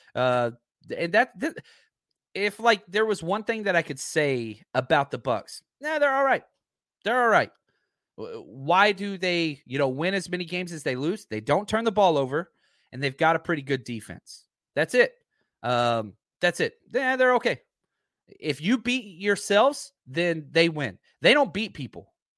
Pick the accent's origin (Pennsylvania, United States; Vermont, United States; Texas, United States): Texas, United States; I'm from Texas